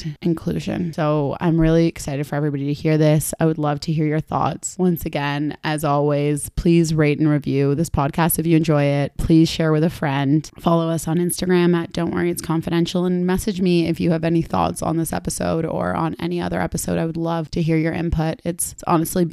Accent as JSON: {"language": "English", "country": "Argentina", "moved": "yes", "lives_now": "Toronto, Canada", "said": "my home country. Argentina"}